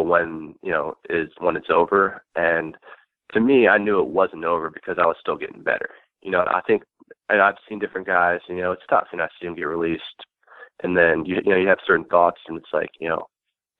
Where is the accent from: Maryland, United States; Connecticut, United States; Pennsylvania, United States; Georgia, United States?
Maryland, United States; Baltimore; born or raised there